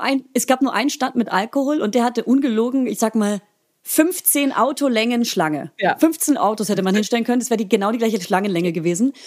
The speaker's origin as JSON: {"language": "German", "area": "Franconia", "region": "Bavaria", "country": "Germany", "said": "als Fränkin."}